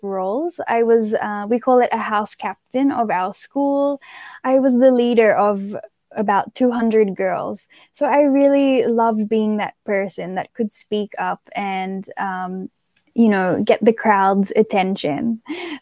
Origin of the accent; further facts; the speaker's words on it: Australia; moved away as an adult; now in Philippines; growing up in Australia